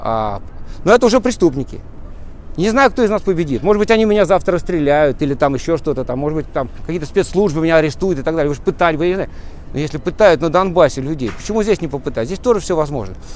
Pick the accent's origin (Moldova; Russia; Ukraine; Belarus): Russia